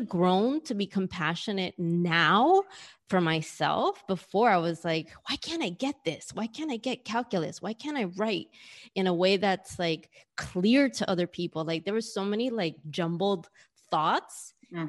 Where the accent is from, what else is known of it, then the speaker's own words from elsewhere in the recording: New York City, New York, United States; moved away as an adult; now in Australia; being someone who was born and raised in New York and whose mom and dad were born and raised in New York